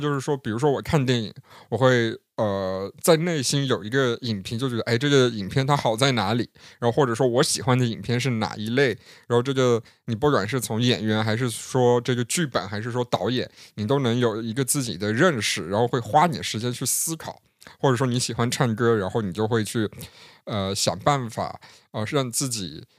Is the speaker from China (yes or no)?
yes; Yunnan, China; accent: southern; 有很多人能明显听出那个我的南方口音，甚至有人直接听出了我是云南人